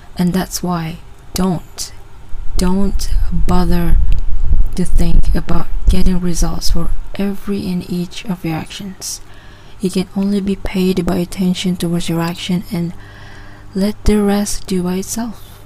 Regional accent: Sabah, Malaysia; English is a second language; I'm from Sabah, Malaysia

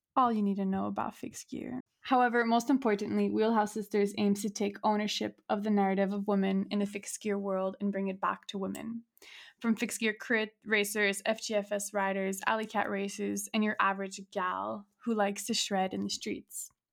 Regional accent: Montreal, Quebec, Canada; moved away as an adult; now in Hamburg, Germany; I was born in Montreal, Canada, uh, born and raised

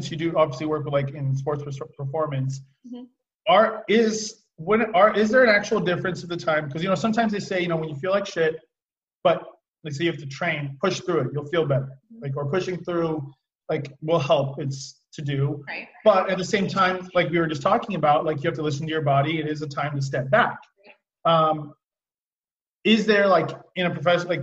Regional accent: Oregon, United States; also born or lived in Seattle, Washington; now in California, United States; I grew up in Oregon where it is rainy and I liked it. And then I lived in Seattle too

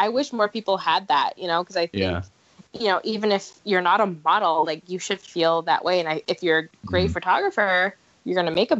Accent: Boston, Massachusetts, United States; They found out I was from Boston

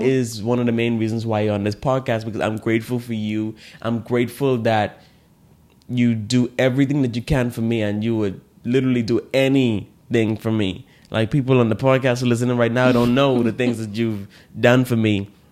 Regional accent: Bahamas; In the Bahamas here, I didn't, like, learn growing up gratitude

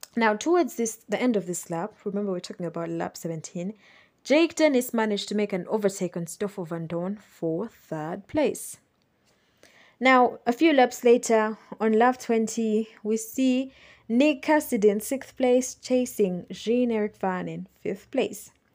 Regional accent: Uganda; living and growing up in Uganda

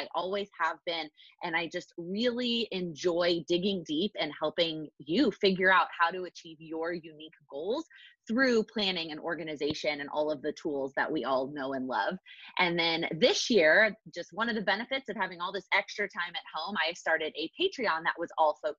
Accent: Texas, United States; moved away as an adult; now in New York City, United States; I am originally from Texas, so we have that in common. And I moved to New York City after college to work full time.

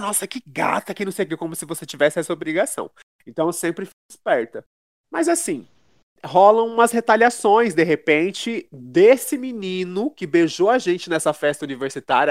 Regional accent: interior of São Paulo, Brazil; moved away; also born or lived in Rio de Janeiro; eu venho do interior de São Paulo, da periferia

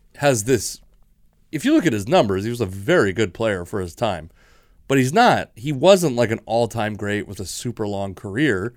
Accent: Washington, United States; I'm from Washington

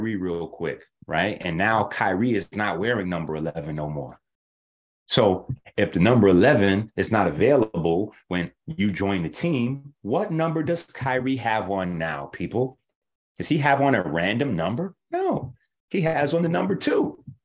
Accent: New York City, New York, United States; I'm from 158th Street, Concourse Village side.

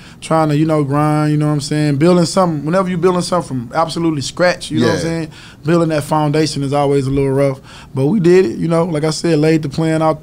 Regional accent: Texas, United States; being from Texas

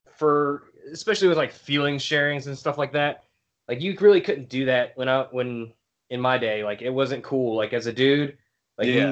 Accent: West Virginia, United States; West um, Virginia.

